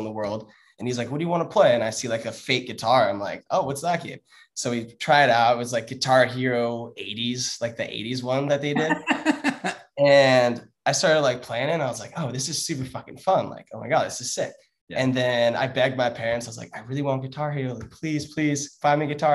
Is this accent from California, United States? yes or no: yes; San Clemente, California, United States; It's the most southern city in Orange County, San Clemente